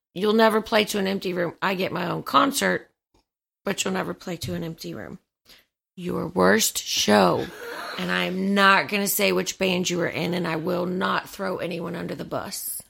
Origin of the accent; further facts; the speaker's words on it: Atlanta, Georgia, United States; Growing up in Atlanta